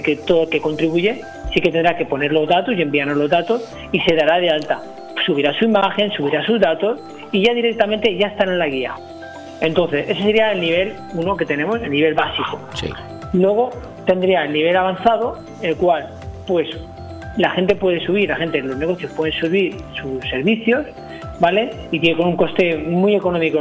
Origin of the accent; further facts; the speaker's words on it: El Campello, Valencian Community, Spain; yo no soy natural de Benidorm, soy natural de Campello, natural un pueblecito cercano